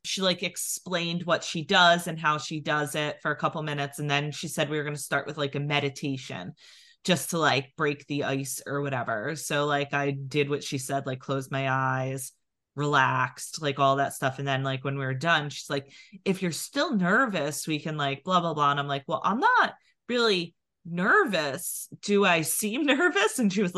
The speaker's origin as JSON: {"language": "English", "region": "New Jersey", "country": "United States", "accent": "Philadelphia", "said": "we're from New Jersey"}